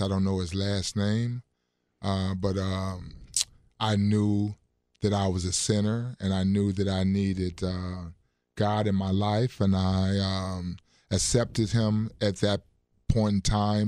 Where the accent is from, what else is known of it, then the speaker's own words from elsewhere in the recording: Chicago, Illinois, United States; moved away as an adult; also born or lived in Burlington, Iowa / Lawton, Oklahoma; now in Wisconsin, United States; I am um, originally from Chicago, Illinois. Um, went to high school at Dunbar High School.